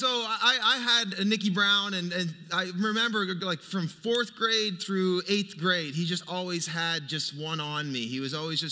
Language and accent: English; Fredericton, New Brunswick, Canada; moved away; I grew up in Fredericton. That's my hometown